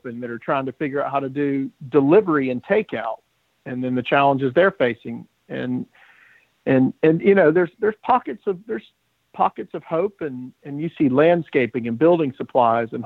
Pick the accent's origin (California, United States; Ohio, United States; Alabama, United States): Alabama, United States; Birmingham; So I grew up in Birmingham, went to the University of Alabama